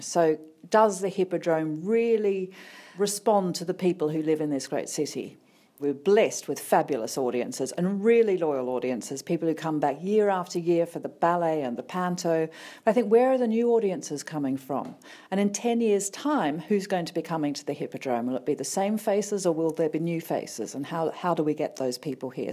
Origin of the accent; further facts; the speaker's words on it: Sydney, New South Wales, Australia; moved away as an adult; also born or lived in Leicester; now in Birmingham, United Kingdom; I came from Sydney originally, moved here eleven years ago, to the U K